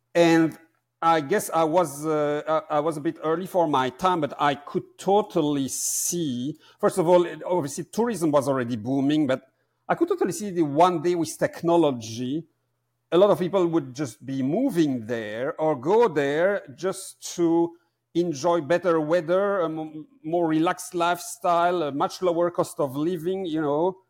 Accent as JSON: {"language": "English", "country": "Belgium", "tie": "born or raised there", "also_born_or_lived": "Amsterdam, Netherlands", "moved": "as an adult"}